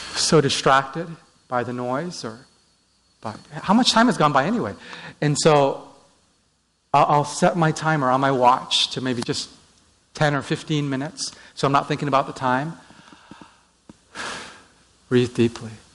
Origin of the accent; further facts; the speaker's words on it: Vancouver, British Columbia, Canada; I'm from Vancouver uh, just north of Seattle on the coast.